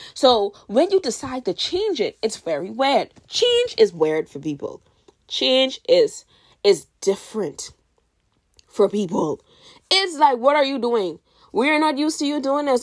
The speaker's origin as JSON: {"language": "English", "country": "Bahamas", "said": "I'm from the Bahamas, by the way, and in my country"}